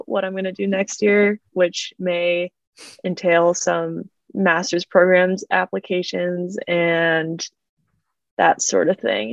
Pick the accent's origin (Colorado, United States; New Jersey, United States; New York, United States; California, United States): Colorado, United States; Fort Collins; moved away as an adult; also born or lived in Arizona; now in Palo Alto, United States; I grew up in Fort Collins